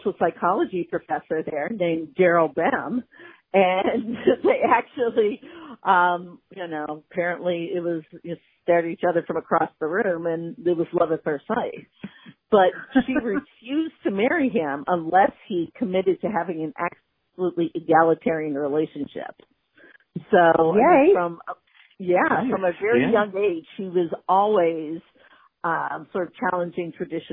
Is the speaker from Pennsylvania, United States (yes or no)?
yes; Pittsburgh, Pennsylvania, United States; I'm from Pittsburgh